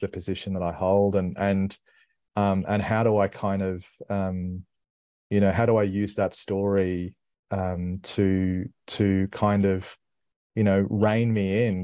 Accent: Brisbane, Queensland, Australia; I grew up in Brisbane

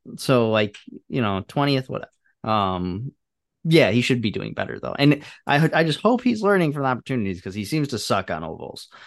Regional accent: Chicago, Illinois, United States; as a Chicagoan

